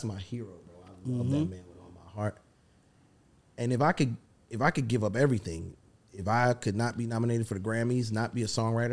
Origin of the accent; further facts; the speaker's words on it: U.S. Virgin Islands; accent: Caribbean; moved away as an adult; We're fresh from St. Thomas